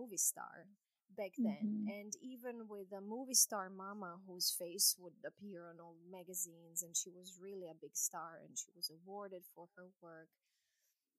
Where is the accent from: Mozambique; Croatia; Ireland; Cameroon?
Croatia; English is a second language; also born or lived in Austria; now in United States; I was born in Croatia, which back then in the 70s was Yugoslavia, a country that fell apart in a very brutal war in the 90s. And because of the war, I moved to Austria, where I spent 20 years of my life.